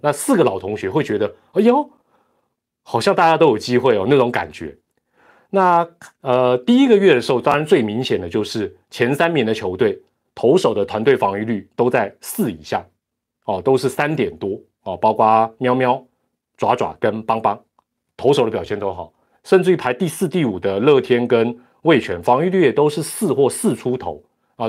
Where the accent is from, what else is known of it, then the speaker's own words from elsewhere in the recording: Taiwan; 这是我们台湾人的一个骄傲